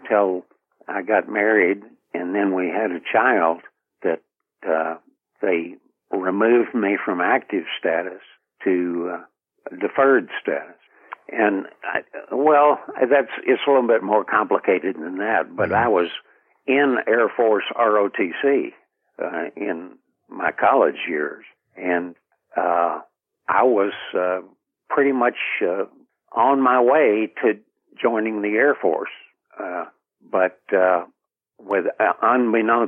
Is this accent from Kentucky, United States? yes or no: yes; Lexington, Kentucky, United States; also born or lived in Chattanooga, Tennessee / Liberty, Kentucky / Frankfort, Kentucky; I left there when I was 4 years old